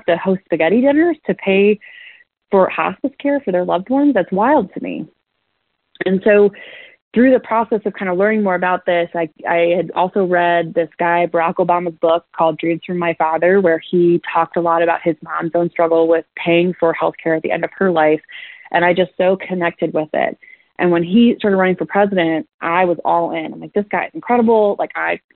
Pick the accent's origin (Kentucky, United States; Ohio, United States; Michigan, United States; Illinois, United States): Ohio, United States; Akron; I wanted to come back home to Akron, and came back home